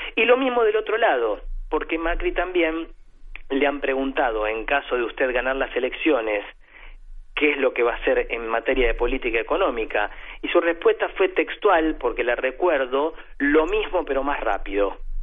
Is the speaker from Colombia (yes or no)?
no; Argentina